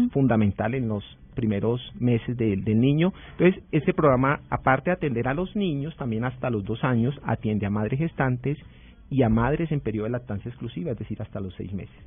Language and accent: Spanish; Huila, Colombia; yo soy huilense